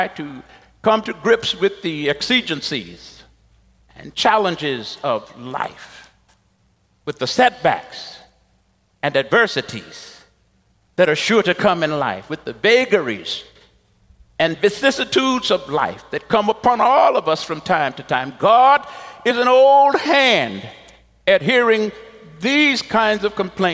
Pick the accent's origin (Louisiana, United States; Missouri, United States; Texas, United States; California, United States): Texas, United States; moved away; when I was a young pastor in Texas, my home state